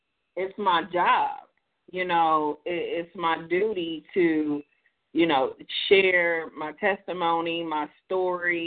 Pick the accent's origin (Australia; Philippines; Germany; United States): United States; Columbus, Ohio; I'm from Columbus, Ohio, born and raised